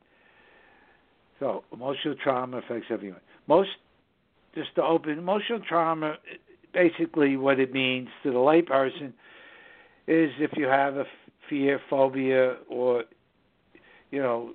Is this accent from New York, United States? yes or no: yes; New York City, New York, United States; it's just the northern suburbs of New York City, my hometown.